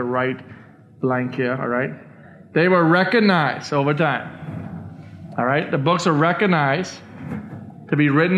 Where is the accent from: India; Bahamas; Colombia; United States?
Bahamas; I was born in the Bahamas. I'm a Bahamian citizen.